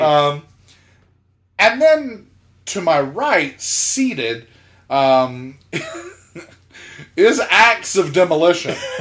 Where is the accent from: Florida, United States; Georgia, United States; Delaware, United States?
Georgia, United States; South; I'm from South Georgia